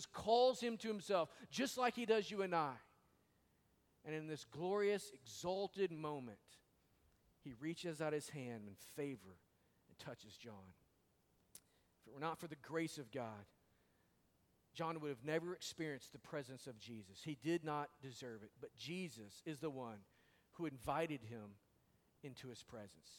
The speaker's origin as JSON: {"language": "English", "region": "Arkansas", "country": "United States", "moved": "yes", "said": "I am from Arkansas. And we don't really speak very well over there sometimes."}